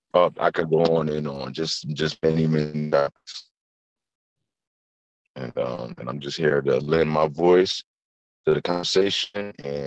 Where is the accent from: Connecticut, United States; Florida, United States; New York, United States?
Connecticut, United States; New Haven; For those who were not aware, I'm born and raised in New Haven, Connecticut.